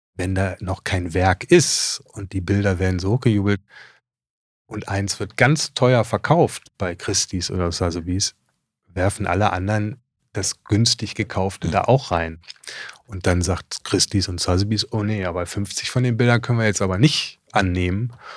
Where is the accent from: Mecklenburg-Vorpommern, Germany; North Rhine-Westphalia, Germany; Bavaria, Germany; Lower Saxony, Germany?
North Rhine-Westphalia, Germany; Düsseldorf; moved away as an adult; also born or lived in Hamburg; als Düsseldorfer